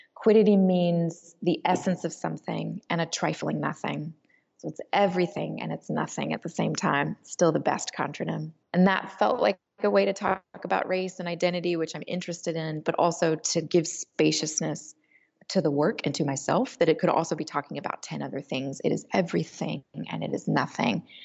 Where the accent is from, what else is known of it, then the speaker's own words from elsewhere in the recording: Alabama, United States; I grew up in Alabama in a Presbyterian church, very progressive